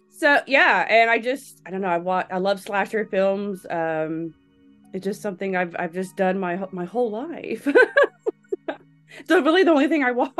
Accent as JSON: {"language": "English", "region": "Illinois", "country": "United States", "also_born_or_lived": "Texas / Alabama", "lives_now": "Las Vegas, United States", "said": "I'm from Illinois, Texas, and Alabama, really. You can kind of hear all the accents going on. Moved to Alabama when I was 17."}